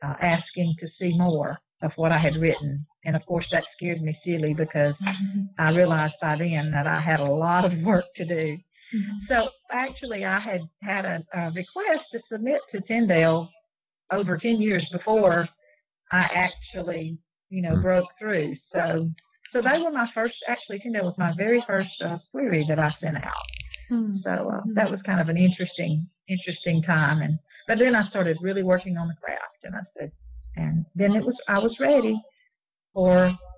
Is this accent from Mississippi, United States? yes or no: yes; Mississippi, United States; being from the South and from Mississippi